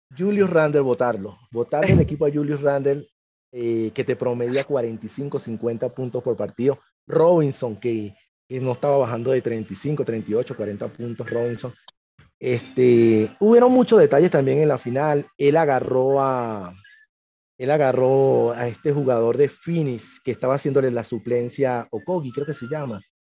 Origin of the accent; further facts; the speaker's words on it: Caracas, Capital District, Venezuela; moved away as an adult; also born or lived in Miranda, Venezuela; now in Huancayo, Peru; yo nací en Caracas, me crié en Caracas, viví un tiempo en Miranda también.